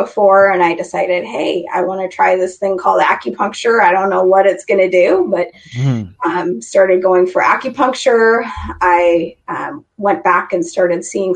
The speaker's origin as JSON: {"language": "English", "region": "Idaho", "country": "United States", "tie": "born or raised there", "said": "I grew up in Idaho. I grew up in a small town"}